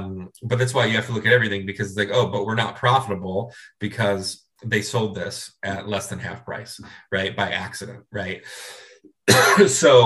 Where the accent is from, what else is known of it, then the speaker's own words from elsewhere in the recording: Cleveland, Ohio, United States; moved away; I grew up in Cleveland, Ohio